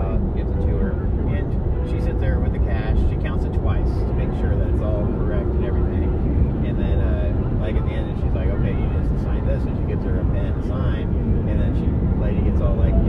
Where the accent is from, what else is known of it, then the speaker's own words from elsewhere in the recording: New Orleans, Louisiana, United States; now in Texas, United States; I'm from Louisiana, I'm from New Orleans